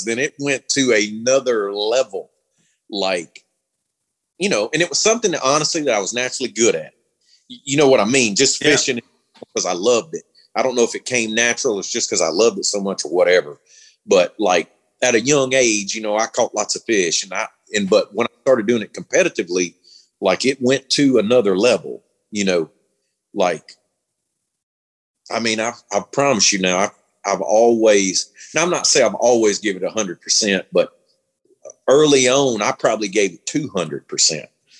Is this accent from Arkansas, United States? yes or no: yes; Star City, Arkansas, United States; moved away as an adult; now in Gonzales, Louisiana, United States; I grew up in Southeast Arkansas